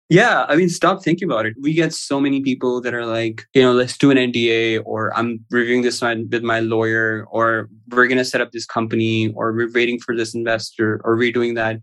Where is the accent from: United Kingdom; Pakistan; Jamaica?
Pakistan; also born or lived in Houston; I live in Pakistan currently. I've traveled quite a bit. I used to work for a company in Houston before I started the business, but I studied and sort of lived throughout my life in Pakistan.